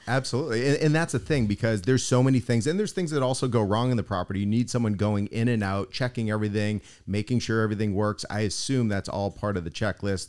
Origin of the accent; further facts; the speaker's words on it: Boston, Massachusetts, United States; now in South Florida, United States; I'm originally from Boston